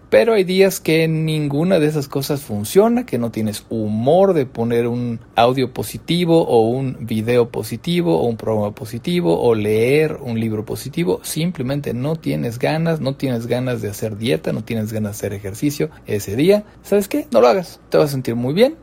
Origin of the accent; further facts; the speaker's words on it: Mexico; nosotros quizá más en México porque estamos acostumbrados a apapacharnos